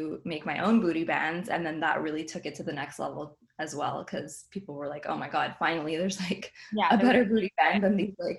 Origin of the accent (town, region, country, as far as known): Montreal, Quebec, Canada